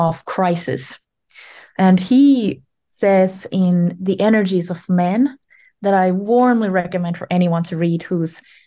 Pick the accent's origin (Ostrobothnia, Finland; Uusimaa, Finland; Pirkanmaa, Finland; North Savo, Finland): Ostrobothnia, Finland; I was born in Finland in the Ostrobotnia, in the Western region, 40 some years ago.